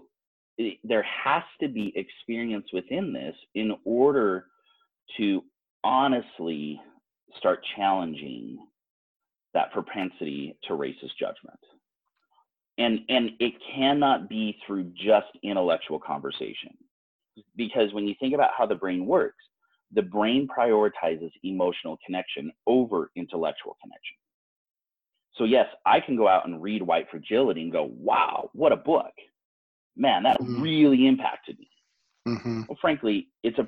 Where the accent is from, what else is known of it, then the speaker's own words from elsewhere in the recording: Utah, United States; most of us are growing up here in Utah, where we are not growing up with people of color